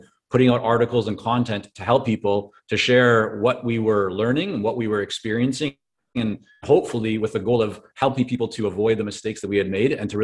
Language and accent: English; Vancouver, British Columbia, Canada; English is a second language; also born or lived in Toronto, Canada / Israel; I was born in Toronto, and at 2 years of age, my parents took my sister and I and moved us over to Israel. And so I grew up in Israel for about 4.5 years, came back to Canada, but this time to Vancouver